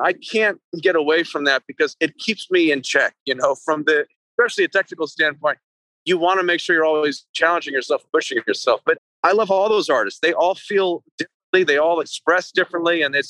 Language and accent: English; California, United States; Yeah, like when I was growing up, I played in a lot of soul bands and actually a few big bands.